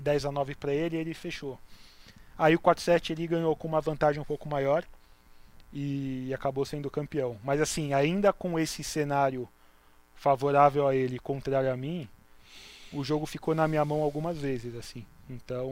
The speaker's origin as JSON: {"language": "Portuguese", "town": "Santos", "region": "São Paulo", "country": "Brazil", "tie": "born or raised there", "said": "eu cresci é, dentro da comunidade judaica, mas eu perdi essa identidade conforme eu fui crescendo, porque Santos não tem uma comunidade judaica"}